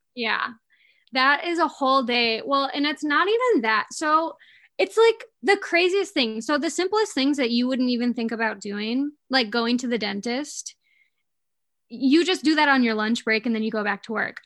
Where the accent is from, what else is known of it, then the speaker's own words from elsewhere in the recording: Escanaba, Michigan, United States; moved away as an adult; now in Mackinac Island, United States; I am from Escanaba, Michigan. Um, I grew up there my whole life.